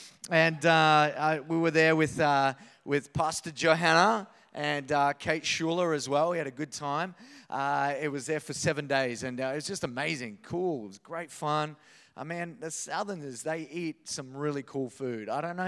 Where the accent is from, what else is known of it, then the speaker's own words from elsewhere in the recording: Queensland, Australia; I was born in North Queensland. I grew up there. And the idea of a wave up there is like 3 centimeters high.